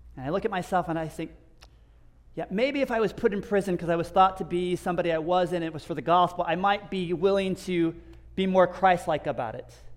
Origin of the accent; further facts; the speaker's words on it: United States; moved away; as an American